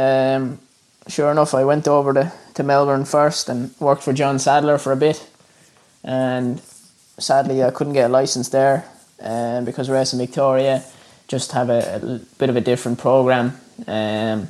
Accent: Ireland; moved away as an adult; now in Australia; I grew up in Ireland

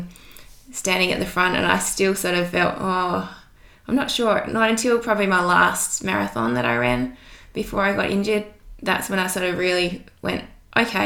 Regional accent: Hobart, Tasmania, Australia; I grew up in Hobart, born and bred.

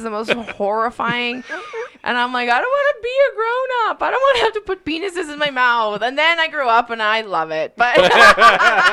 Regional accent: Edmonton, Alberta, Canada; I grew up in the West End in Crestwood.

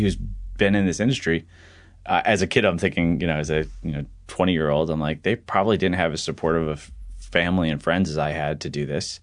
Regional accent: southeastern Connecticut, United States; I grew up in southeastern Connecticut, uh, near Mohegan Sun Casino, like five minutes from there

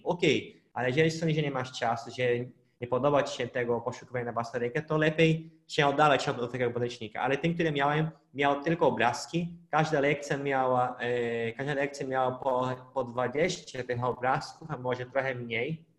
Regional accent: Pará, Brazil; Polish is a second language; moved away; w miasteczku na północy Brazylii, skąd pochodzę, w stanie Para mieszkaliśmy

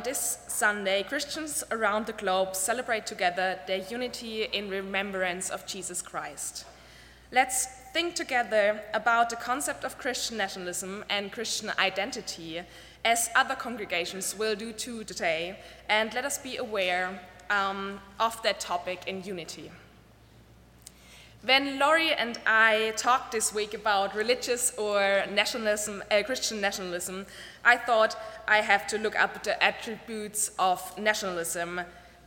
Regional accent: Germany; I'm from Germany, and I and the generation of my parents, we were raised not to be proud being German

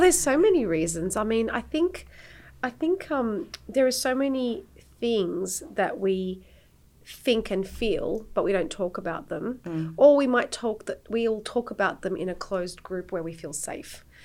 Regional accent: Australia; moved away as an adult; now in Cyprus; I was born and raised in Australia by Turkish Cypriot parents. I've been living in Cyprus now since 2006

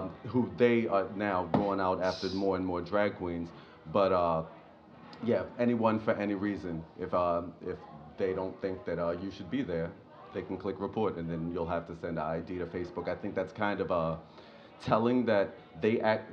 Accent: Baltimore, Maryland, United States; I was born and raised in Baltimore

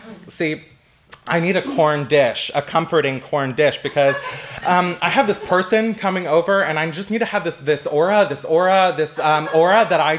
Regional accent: California, United States; because I come from California, I thought I would cue up some California barbecue

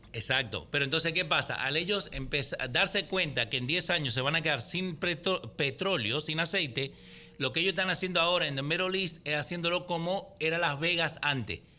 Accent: Argentina; yo siendo argentino

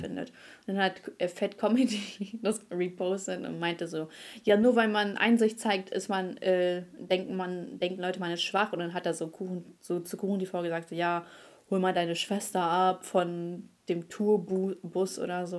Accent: Germany; als Deutscher

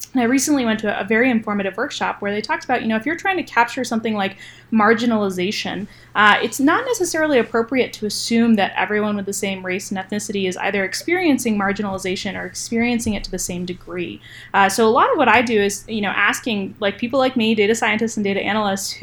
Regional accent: New Hampshire, United States; moved away as an adult; also born or lived in North Carolina; I grew up in New Hampshire, which is a very predominantly white state

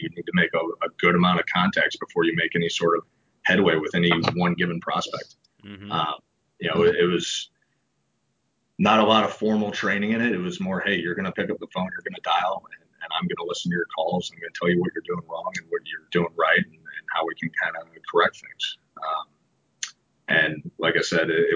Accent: St. Louis, Missouri, United States; Born and raised in St. Louis

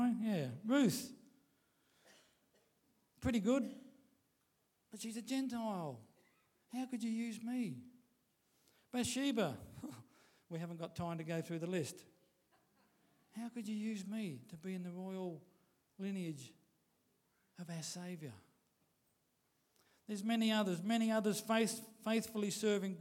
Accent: Queensland, Australia; us Australians or Queenslanders

